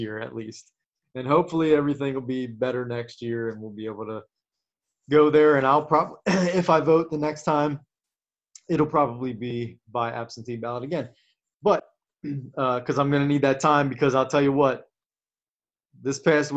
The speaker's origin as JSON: {"language": "English", "town": "Cincinnati", "region": "Ohio", "country": "United States", "said": "we're from Cincinnati, and the Reds are our team"}